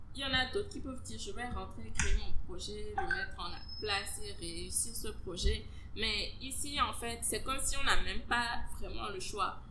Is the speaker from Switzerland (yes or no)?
no; Benin; moved away as an adult; also born or lived in France; j'ai vécu au Bénin j'ai grandi au Bénin c'est vraiment le Bénin qui pour moi était mon pays